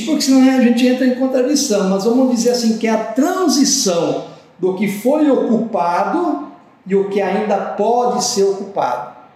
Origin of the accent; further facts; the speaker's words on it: Rio Grande do Sul, Brazil; moved away; o rio Uruguai, lá na divisa do Brasil, Rio Grande do Sul, com a Argentina, a região onde eu me criei, onde eu nasci e me criei